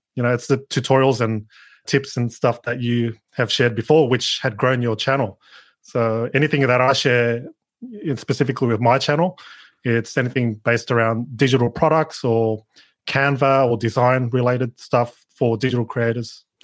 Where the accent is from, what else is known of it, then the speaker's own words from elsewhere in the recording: Sydney, New South Wales, Australia; I'm from Down Under, Sydney, Australia